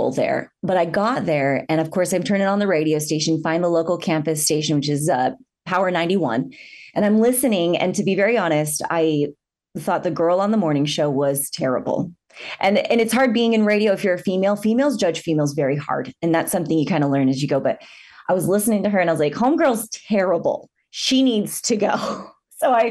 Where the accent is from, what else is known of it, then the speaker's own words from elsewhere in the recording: Houston, Texas, United States; moved away as an adult; also born or lived in Southern Utah; now in St. George, United States; I grew up in Houston, Texas